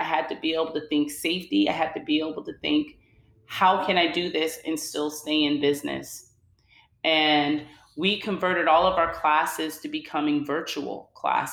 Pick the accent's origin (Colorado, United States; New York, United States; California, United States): California, United States; Oakland; now in New Jersey, United States; I'm originally from the Bay Area, from Oakland, Oaktown